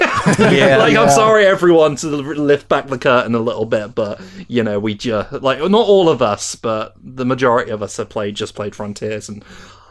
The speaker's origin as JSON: {"language": "English", "country": "United Kingdom", "said": "because I am the Brit in the room, and these were obviously not released in my country"}